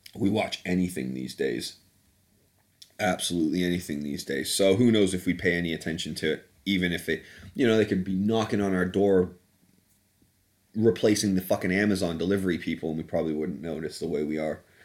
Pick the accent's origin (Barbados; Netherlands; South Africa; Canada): Canada; moved away as an adult; also born or lived in United Kingdom (born) / Southeast London; now in London, United Kingdom; I'm, uh, British by birth, but I grew up in Canada